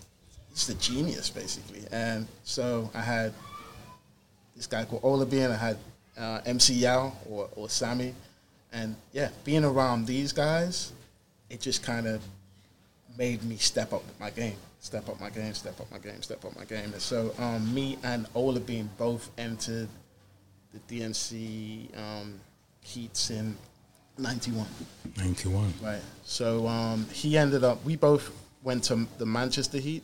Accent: Ghana; I'm Ghanaian

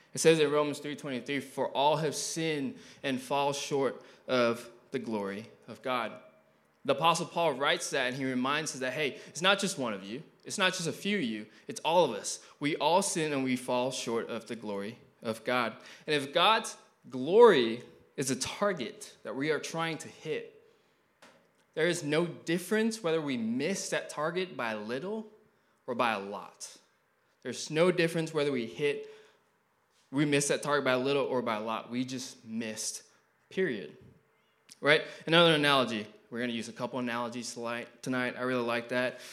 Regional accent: Malaysia; also born or lived in Eureka, Missouri; now in United States; I was born in Malaysia

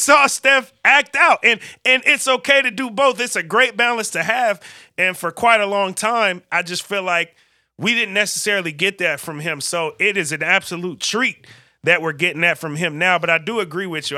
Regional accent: Vallejo, California, United States; I grew up in Vallejo, California

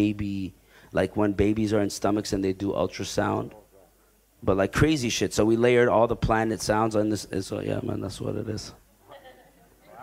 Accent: Canada; now in Al Ain, United Arab Emirates; I grew up in Canada

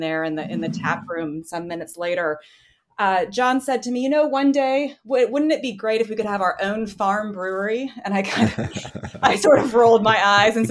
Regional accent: West Virginia, United States; moved away as an adult; also born or lived in Berlin, Germany / Munich, Germany; I'm originally from West Virginia. I grew up in a rural area

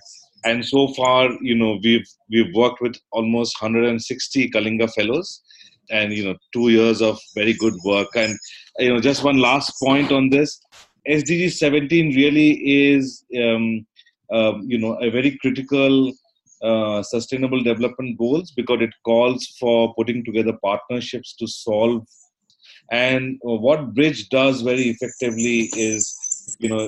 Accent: North India, India; also born or lived in Kerala / Calcutta / Delhi; I am ethnically, from South India, from the state of Kerala, which by, is also known popularly as God's own country. It's a beautiful state. But I grew up, in North India

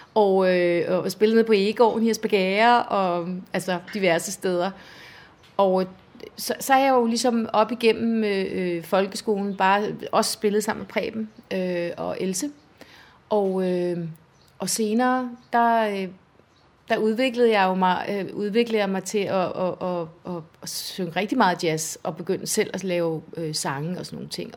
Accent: Esbjerg, Southern Denmark, Denmark; moved away as an adult; now in Humlebæk, Denmark; jeg er vokset op i Esbjerg

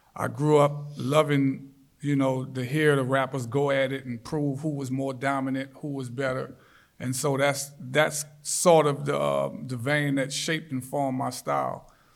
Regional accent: New Orleans, Louisiana, United States; I grew up in New Orleans, born and raised

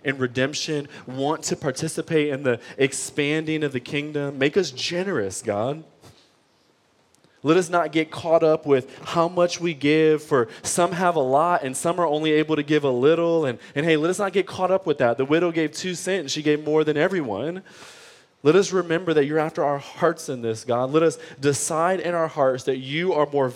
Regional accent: Detroit, Michigan, United States; I grew up in Detroit public school system

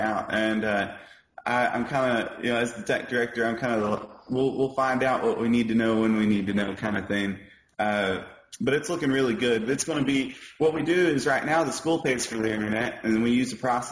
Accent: Bono, Arkansas, United States; I grew up in Bono, which is like a 15-minute drive from Hoxie, so it's really close.

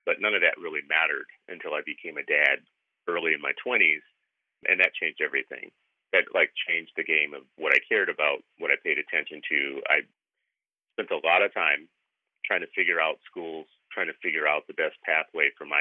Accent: the South, United States; moved away; I grew up in the South.

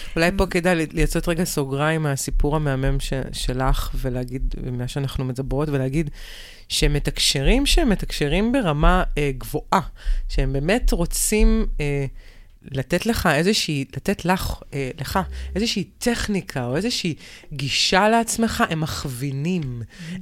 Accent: near Bnei Brak, Tel Aviv District, Israel; אני גדלתי ליד בני ברק

